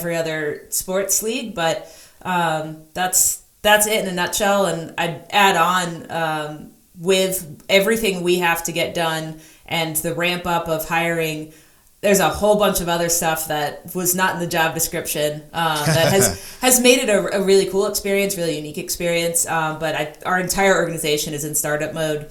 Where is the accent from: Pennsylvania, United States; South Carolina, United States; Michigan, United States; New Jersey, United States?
New Jersey, United States; moved away as an adult; also born or lived in New Hampshire; now in Seattle, United States; growing up in New Jersey